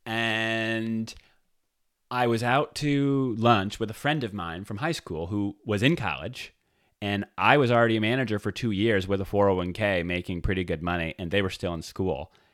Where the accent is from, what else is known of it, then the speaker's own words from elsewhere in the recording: Detroit, Michigan, United States; I grew up in the Detroit area